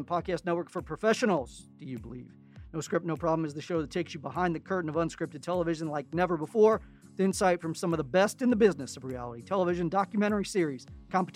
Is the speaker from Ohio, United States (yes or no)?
yes; Cincinnati, Ohio, United States; from Cincinnati, my hometown